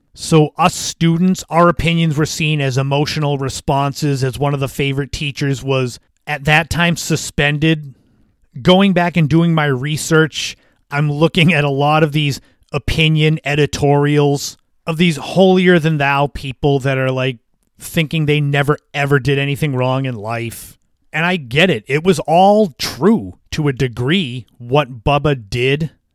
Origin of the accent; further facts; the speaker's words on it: Cape Cod, Massachusetts, United States; those from my hometown, those that are from Cape Cod, from the area